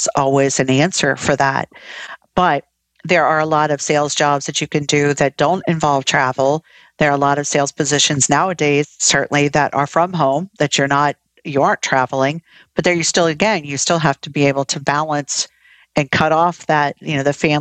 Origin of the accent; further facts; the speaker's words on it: Ohio, United States; moved away as an adult; also born or lived in Florida; now in South Carolina, United States; I was originally from Ohio